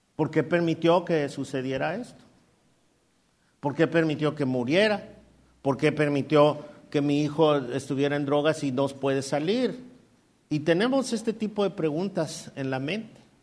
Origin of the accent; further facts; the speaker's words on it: Mexico City, Mexico; moved away as an adult; also born or lived in Coacalco, State of Mexico / Ecatepec, State of Mexico; nosotros somos chilangos. Y no me avergüenzo de ser chilango.